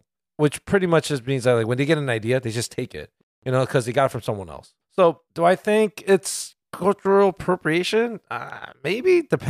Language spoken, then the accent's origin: English; New York, United States; we're from New York.